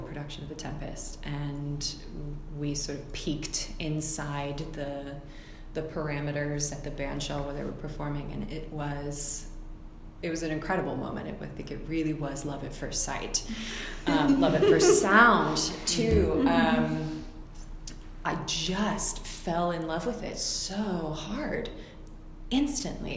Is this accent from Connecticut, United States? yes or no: no; Nashville, Tennessee, United States; moved away as an adult; now in Seattle, United States; I'm from Nashville, Tennessee, originally. I just crossed the 10-year mark of living in Seattle